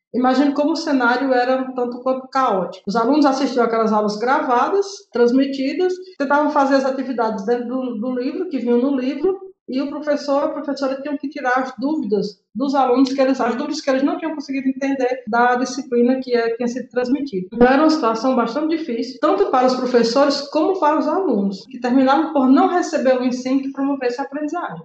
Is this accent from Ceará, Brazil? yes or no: yes; Vila Guassussê, Orós, Ceará, Brazil; na vila onde eu nasci, na Vila do Assunção